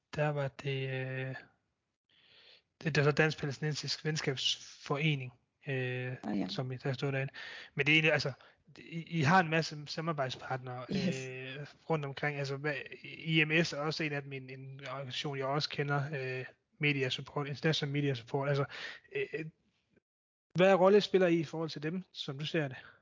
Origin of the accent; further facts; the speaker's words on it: Denmark; som danskere